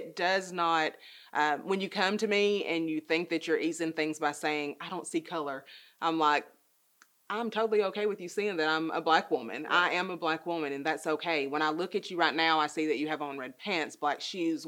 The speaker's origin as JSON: {"language": "English", "country": "United States", "tie": "born or raised there", "also_born_or_lived": "Nashville, Tennessee", "said": "I was born in Nashville, but I've been here my entire life."}